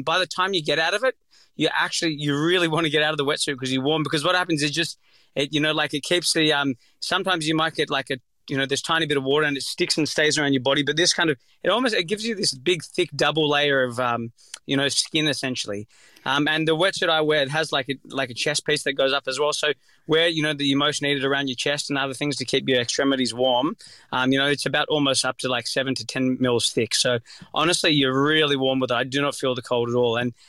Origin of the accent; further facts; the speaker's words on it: Sydney, New South Wales, Australia; I'm from Sydney, Northern Beaches, so I'm used to just jumping in the water in my shorts up there.